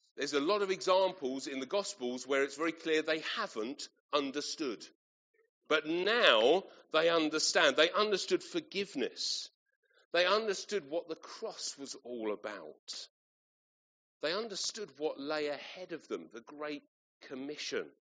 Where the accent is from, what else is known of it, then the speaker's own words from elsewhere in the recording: Kent, South East England, United Kingdom; moved away as an adult; I grew up in Kent. Uh, that's where um, my parents still live, and uh, I lived until uh, university.